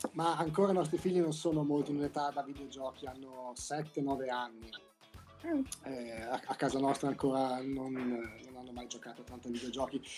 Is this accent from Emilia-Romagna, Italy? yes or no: yes; Emilia-Romagna, Italy; moved away as an adult; now in United States; io poi sono romagnolo